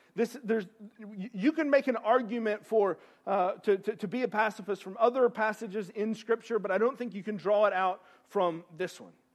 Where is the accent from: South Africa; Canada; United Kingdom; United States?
United States; East Tennessee; I'm from East Tennessee.